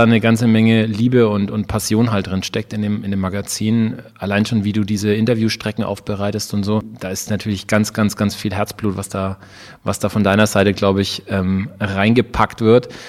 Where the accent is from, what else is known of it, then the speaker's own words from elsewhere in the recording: Ansbach, Bavaria, Germany; da war von, von Ansbach aus, wo ich aufgewachsen bin, war Stuttgart relativ nah.